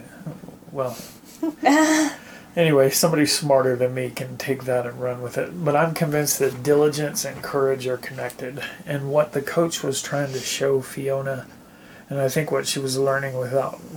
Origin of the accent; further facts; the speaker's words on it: United States; as American Christians